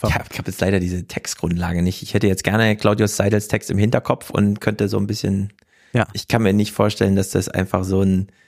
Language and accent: German; Jena, Thuringia, Germany; ich komme aus Jena. Ich habe so nah an der Kulturarena dran gewohnt